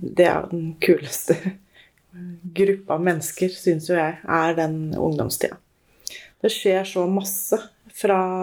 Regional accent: Moss, Østfold, Norway; also born or lived in Molde / Bærum / Jeløya; Jeg er født i Molde. Bodde i Bærum fram til jeg var sju år. Ja. Og så har jeg bodd i Moss etterpå

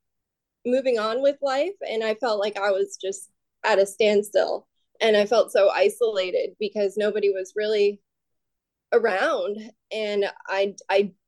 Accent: Florida, United States; I'm from Florida, close to the beach

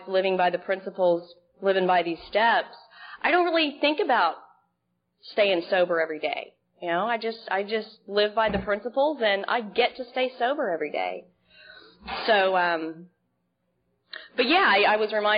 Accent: Dallas, Texas, United States; moved away as an adult; also born or lived in Dana Point, California; now in Seal Beach, United States; I'm originally from Dallas, Texas

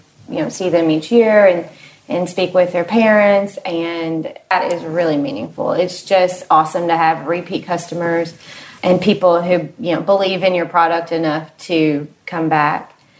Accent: Lexington, Kentucky, United States; I grew up in Lexington, so I've been here about 16 years

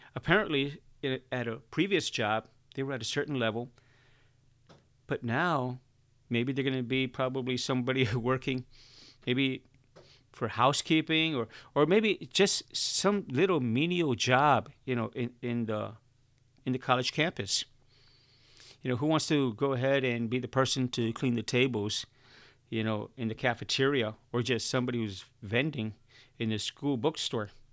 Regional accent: Chicago, Illinois, United States; I was born and raised in Chicago, and Chicago's a concrete jungle

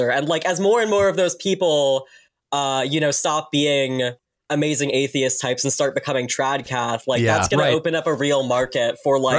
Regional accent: Chicago, Illinois, United States; I grew up in Chicago.

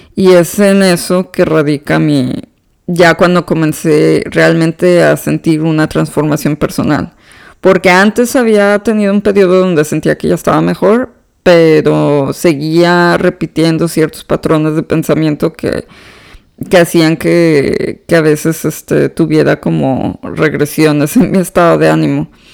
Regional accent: Monterrey, Nuevo León, Mexico; moved away as an adult; now in Houston, United States; yo soy originaria de Monterrey, Nuevo León, México

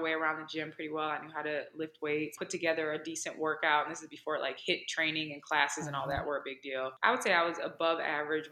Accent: Gary, Indiana, United States; moved away as an adult; also born or lived in Michigan / Minnesota / California / Virginia; now in Atlanta, United States; I grew up in Gary, Indiana, which is a predominantly African-American town

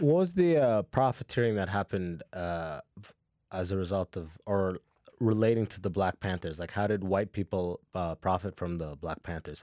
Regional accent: London, Ontario, Canada; also born or lived in Sudan / Muscat, Oman; moved to London, Ontario. And I went, and I did first to twelfth grade

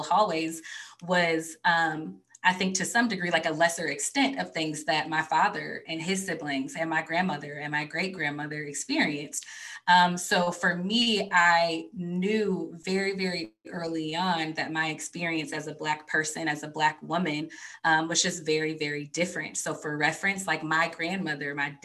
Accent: a suburb outside of Detroit, Michigan, United States; I was born and raised in a suburb outside of Detroit.

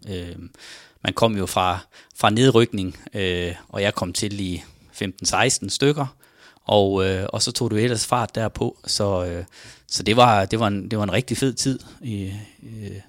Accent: Farsø, North Denmark Region, Denmark; born or raised there; moved away

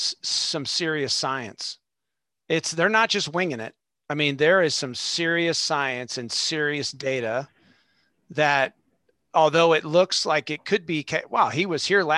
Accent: Southern California, United States; I'm from Southern California

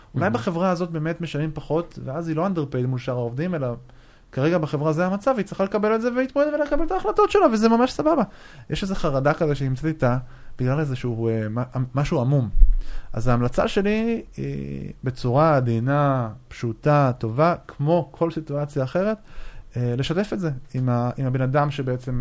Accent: Israel; אנחנו כישראלים

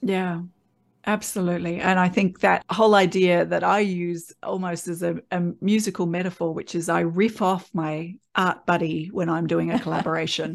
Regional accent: Australia; born or raised there

